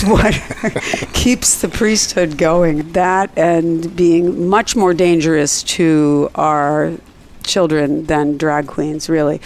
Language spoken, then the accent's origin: English; Pennsylvania, United States; moved away; Pennsylvania, my home state